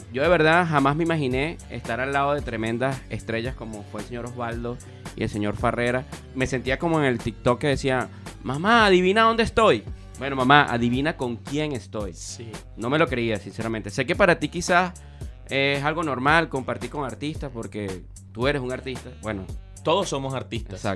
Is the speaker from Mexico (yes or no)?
no; Venezuela; Nunca pensé estar al frente de una persona que nos dejaras tanto a nosotros como venezolanos, sinceramente.